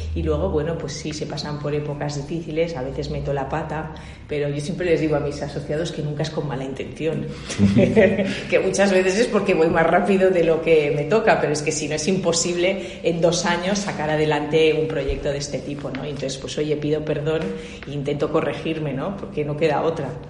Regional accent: Barcelona, Catalonia, Spain; moved away as an adult; also born or lived in France / United States / China; nací en Barcelona que soy ingeniero industrial, me eduqué en una, en una, en una universidad de jesuitas que hay en Barcelona

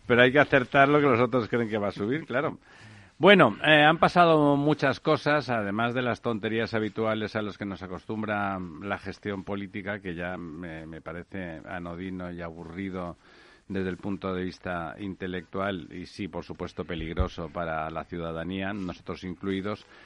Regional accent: Catalonia, Spain; en mi tierra

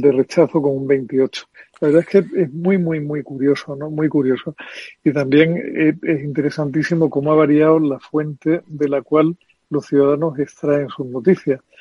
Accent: Andalusia, Spain; como andaluz nunca pensé que fuera a vivir una mayoría absoluta del PP en unas elecciones autonómicas en mi tierra

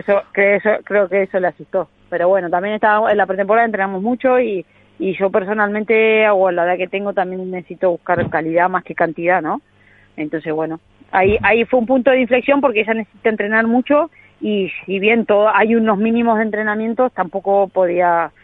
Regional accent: Argentina

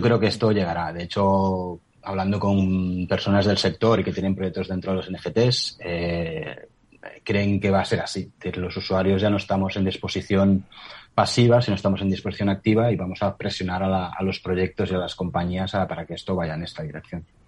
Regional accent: near Barcelona, Catalonia, Spain; yo soy de cerca de Barcelona

